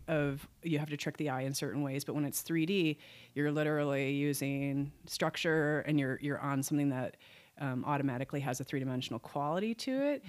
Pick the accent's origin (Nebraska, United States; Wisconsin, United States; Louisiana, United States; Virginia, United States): Wisconsin, United States; moved away; also born or lived in Oshkosh, Wisconsin; moved back to my home state, which is Wisconsin